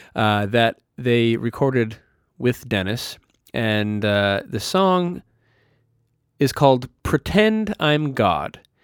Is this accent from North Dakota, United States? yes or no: yes; Minot, North Dakota, United States; my hometown of Minot, North Dakota